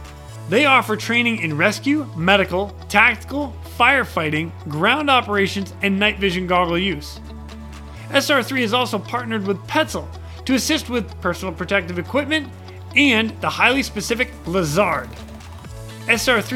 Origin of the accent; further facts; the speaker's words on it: Boston, Massachusetts, United States; I'm from Boston